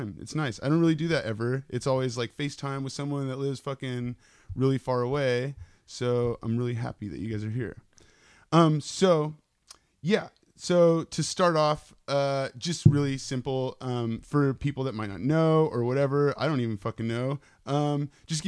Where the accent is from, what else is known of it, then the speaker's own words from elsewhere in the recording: San Jose, California, United States; I grew up in San Jose